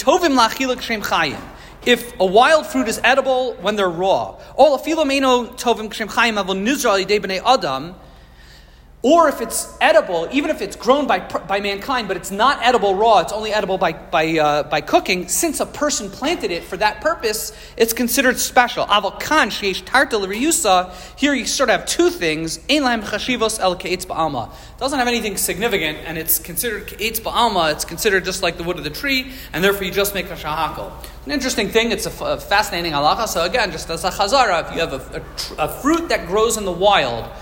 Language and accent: English; Maryland, United States; growing up in Maryland